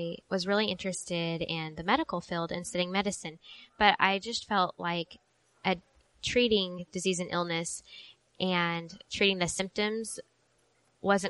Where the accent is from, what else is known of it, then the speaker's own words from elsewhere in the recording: Mustang, Oklahoma, United States; I grew up in Mustang.